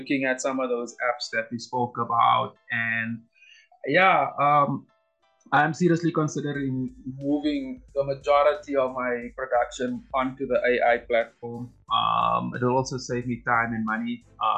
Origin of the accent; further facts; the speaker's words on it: South Africa; I'm a South African